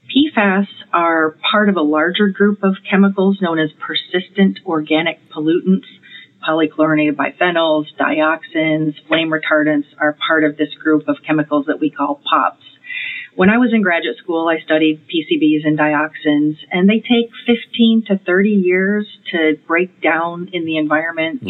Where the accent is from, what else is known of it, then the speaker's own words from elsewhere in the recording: Michigan, United States; I grew up in Michigan. I grew up eating Great Lakes fish or or inland lake fish